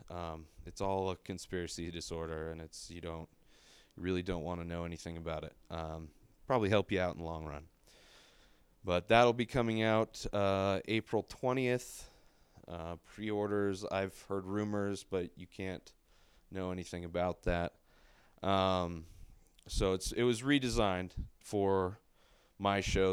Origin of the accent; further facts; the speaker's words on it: San Diego, California, United States; moved away as an adult; also born or lived in La Quinta; now in Denver, United States; I'm from San Diego